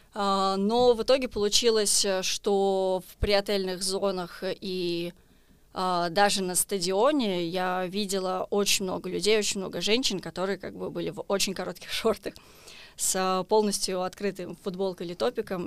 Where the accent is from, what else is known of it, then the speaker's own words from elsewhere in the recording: Israel; я из Израиля